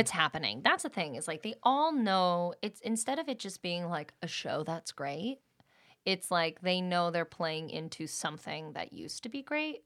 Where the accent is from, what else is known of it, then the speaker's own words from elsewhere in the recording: Allentown, Pennsylvania, United States; moved away as an adult; also born or lived in New York; now in Los Angeles, United States; born in New York and raised in Allentown, Pennsylvania.